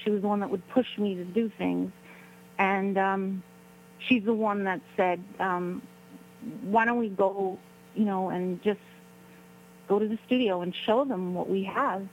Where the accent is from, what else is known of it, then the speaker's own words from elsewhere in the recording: New York City, New York, United States; we're both from Brooklyn, New York.